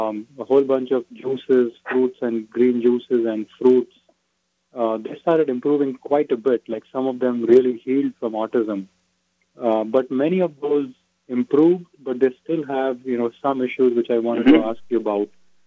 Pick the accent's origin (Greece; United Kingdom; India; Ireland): India; now in Texas, United States; I'm Indian. I actually came to faith to Jesus recently.